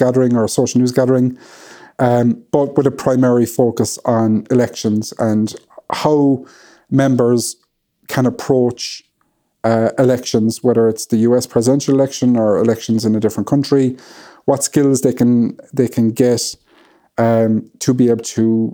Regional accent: Ireland; being Irish

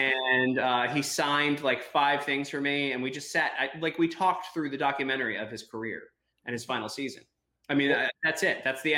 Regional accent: Baltimore, Maryland, United States; I grew up in Baltimore

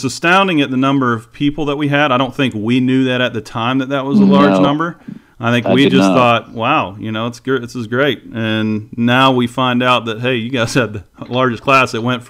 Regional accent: Live Oak, Florida, United States; I'd worked pretty much every job you could work in town, the big city of Live Oak.

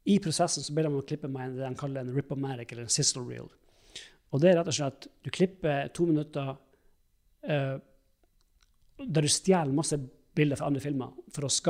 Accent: Alta, Finnmark, Norway; Jeg er hjemme i Alta og vi har snakka en stund for Kurt Josef-karakteren lagde vi en gang til et radioprogram.

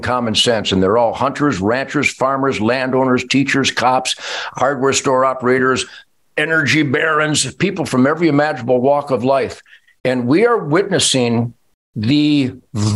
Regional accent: Rouge River, Michigan, United States; I grew up on the Rouge River, where it was loaded with pheasants and quail.

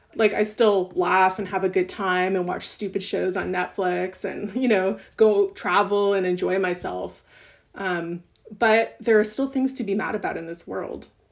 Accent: Montreal, Quebec, Canada; growing up in Ottawa and growing up in Montreal

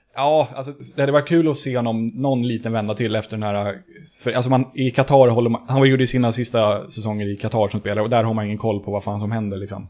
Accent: Stockholm, Stockholm County, Sweden; jag är också från Söder ursprungligen

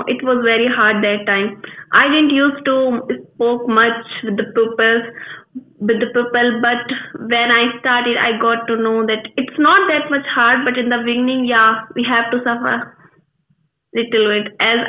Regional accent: India; English is a second language; I'm from India.

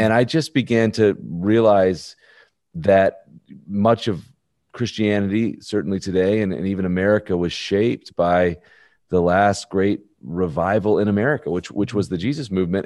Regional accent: Birmingham, Alabama, United States; I'm born and raised in Birmingham, Alabama.

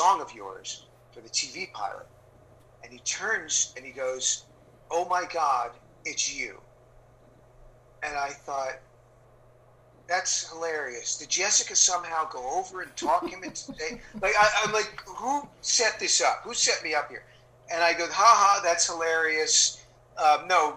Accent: New Jersey, United States; born or raised there

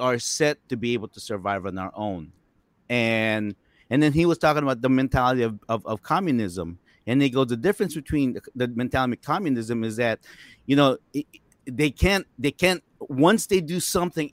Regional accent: United States

